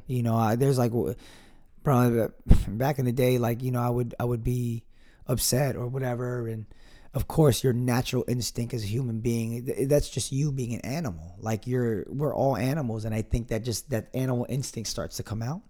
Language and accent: English; Piscataway, New Jersey, United States; my hometown of Piscataway, New Jersey